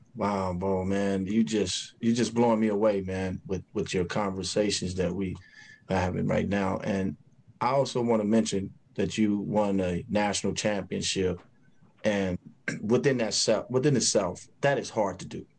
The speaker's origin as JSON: {"language": "English", "town": "Chicago", "region": "Illinois", "country": "United States", "tie": "born or raised there", "said": "when I was growing up in Chicago"}